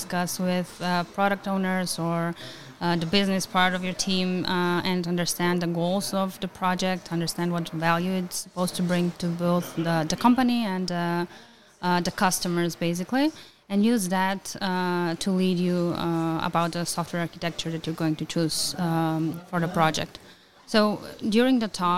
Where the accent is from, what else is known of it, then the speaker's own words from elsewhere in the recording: North Macedonia; I come from Macedonia